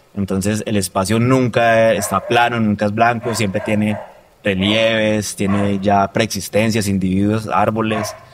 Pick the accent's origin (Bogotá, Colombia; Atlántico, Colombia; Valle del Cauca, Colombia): Valle del Cauca, Colombia; Roldanillo; soy de Roldanillo